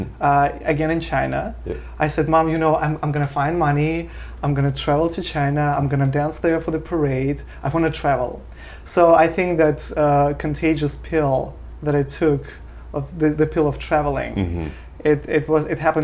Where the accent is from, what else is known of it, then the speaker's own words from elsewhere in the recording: Vladivostok, Primorsky Krai, Russia; English is a second language; moved away as an adult; also born or lived in Korea / Canary Islands, Spain; now in New York, United States; from Vladivostok, my hometown